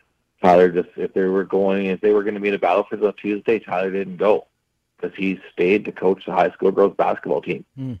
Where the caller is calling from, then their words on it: Yorkton, Saskatchewan, Canada; moved away as an adult; also born or lived in Humboldt, Saskatchewan; I moved to Humboldt from Yorkton